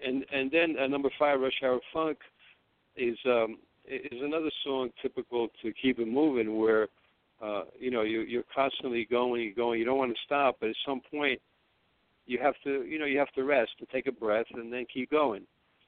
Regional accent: Tripoli, Tripoli District, Libya; English is a second language; I was born in North Africa, but to Italian parents. I'm from

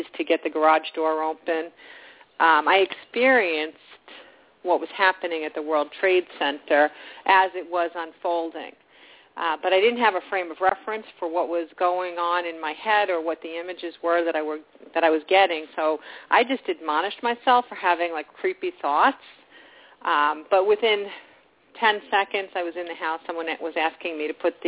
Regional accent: New York, United States; being a New Yorker

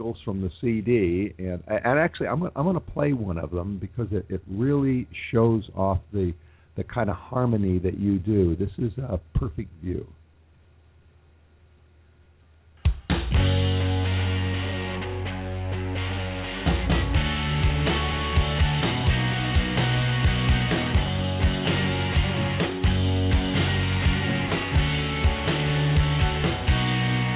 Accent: Los Angeles, California, United States; also born or lived in Boston; Moved to my hometown here in Los Angeles

